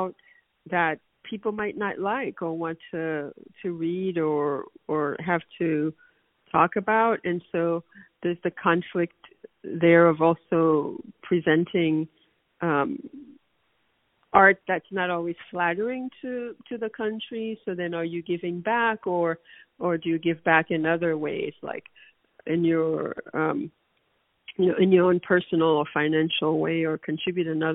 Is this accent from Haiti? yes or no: yes; Haiti; now in United States; I can only speak to the Haitian or Haitian American experience, which I've observed most closely